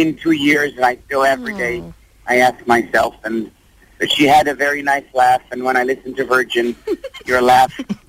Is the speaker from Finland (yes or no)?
yes; Finland; English is a second language; I am half Finnish. My father is from Syria. My mother is from Finland.